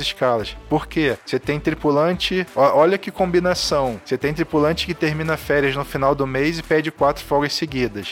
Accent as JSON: {"language": "Portuguese", "town": "Brasília", "region": "Federal District", "country": "Brazil", "tie": "born or raised there", "moved": "yes", "lives_now": "Rio de Janeiro, Brazil", "said": "Eu nasci lá em Brasília, eu moro no Rio e trabalho aqui"}